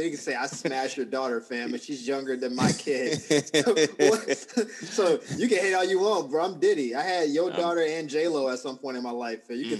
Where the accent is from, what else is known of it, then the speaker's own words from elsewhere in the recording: Cleveland, Ohio, United States; I'm from Cleveland, y'all.